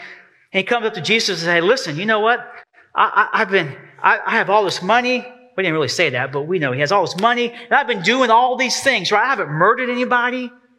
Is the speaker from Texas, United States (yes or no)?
yes; Texas, United States; now in East Tennessee, United States; I have to say that right. I'm so East Tennessee now. Rowboat, like a rowboat. I'm from Texas.